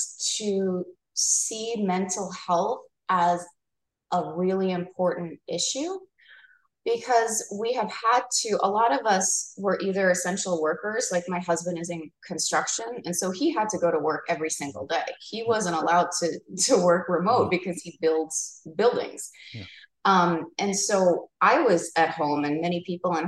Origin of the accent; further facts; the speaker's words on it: New York, United States; now in Arizona, United States; I'm from New York